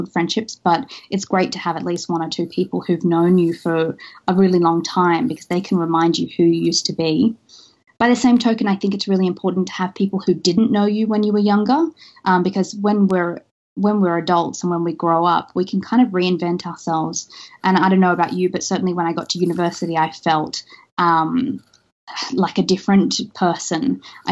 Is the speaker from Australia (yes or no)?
yes; Australia; moved away; me being Australian originally